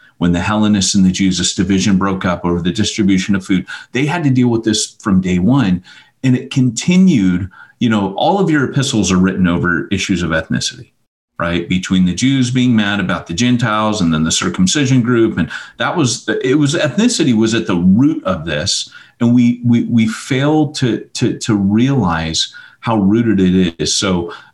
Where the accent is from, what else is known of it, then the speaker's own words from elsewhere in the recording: California, United States; also born or lived in Montgomery, Alabama; the reason I was raised in California is my mom lived in Montgomery, Alabama, and there was an Air Force base there. Well, there's an Air Force base here in California